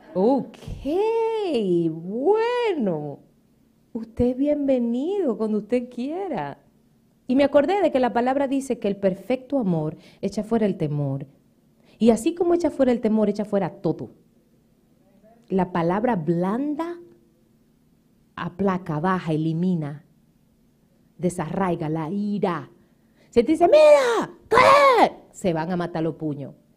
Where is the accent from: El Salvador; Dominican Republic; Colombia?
Dominican Republic; also born or lived in Puerto Rico; now in United States; en mi país